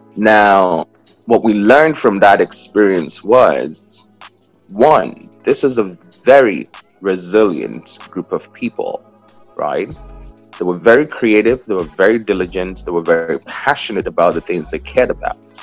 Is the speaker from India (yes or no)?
no; Nigeria; moved away as an adult; now in New York, United States; I was born in Nigeria. I'm the uh, the fourth of six children um, uh, in five countries. Actually, that's the funny thing. So there's six of us, but we're in five countries today. Um, I left uh, I left Nigeria at 19